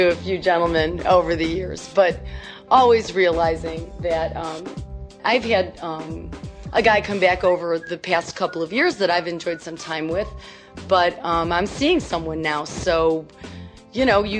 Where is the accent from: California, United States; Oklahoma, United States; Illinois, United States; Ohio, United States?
Illinois, United States; And most people, in fact, growing up on the South Side and with everybody going to the parade, a lot of people know that they're not going to work one day.